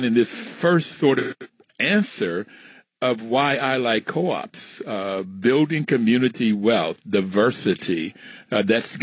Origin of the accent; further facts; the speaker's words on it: West Virginia, United States; moved away as an adult; I am from West Virginia